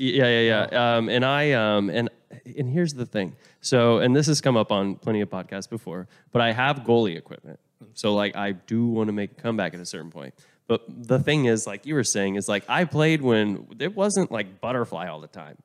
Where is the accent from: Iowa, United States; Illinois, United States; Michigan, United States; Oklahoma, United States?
Oklahoma, United States; I'm from Oklahoma